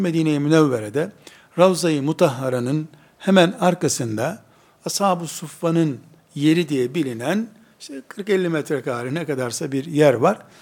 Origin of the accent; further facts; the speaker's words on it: Turkey; Biz Türkiye'liyiz.